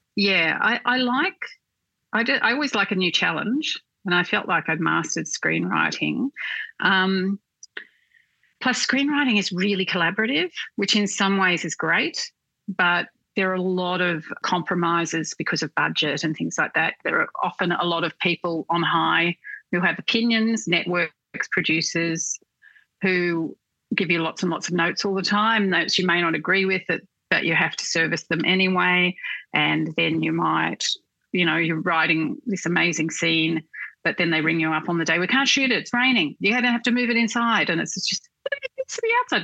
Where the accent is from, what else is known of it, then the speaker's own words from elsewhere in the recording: Newcastle, New South Wales, Australia; moved away as an adult; also born or lived in Sydney; I grew up in Newcastle